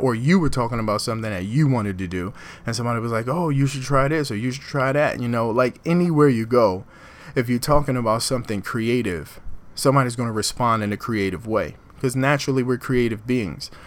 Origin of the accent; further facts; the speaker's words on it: Philadelphia, Pennsylvania, United States; moved away as an adult; now in Newark, United States; I'm born and raised in Philadelphia, North Philadelphia